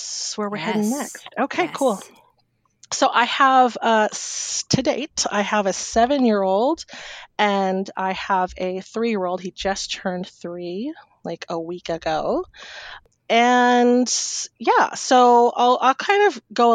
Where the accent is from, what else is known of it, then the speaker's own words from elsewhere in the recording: Humboldt County, California, United States; also born or lived in San Francisco Bay Area; now in Sacramento, United States; I grew up in Humboldt County